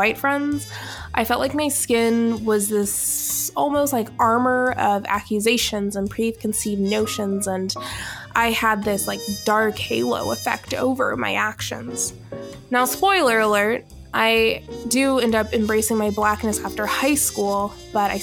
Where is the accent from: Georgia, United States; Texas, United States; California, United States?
Georgia, United States; Alpharetta; I grew up in Alpharetta, Georgia, which is now Johns Creek.